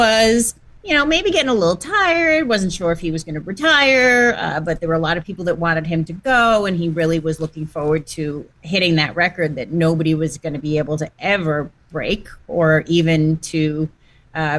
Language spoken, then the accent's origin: English; New York, United States; now in New Jersey, United States; I grew up in New York and currently live in New Jersey, you know, all pretty close to Manhattan.